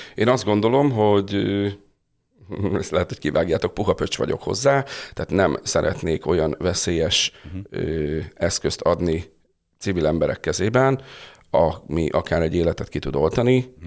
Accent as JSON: {"language": "Hungarian", "town": "Tata", "region": "Komárom-Esztergom", "country": "Hungary", "tie": "born or raised there", "said": "Én tatai születésű vagyok"}